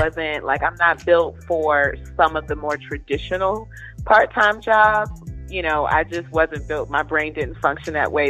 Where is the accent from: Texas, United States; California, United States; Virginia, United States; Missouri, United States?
Virginia, United States; Southeast; born or raised there; moved away; also born or lived in Durham, North Carolina